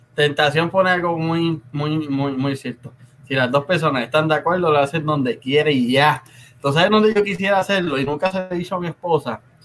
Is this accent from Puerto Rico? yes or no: yes; Río Grande, Puerto Rico; yo soy de Río Grande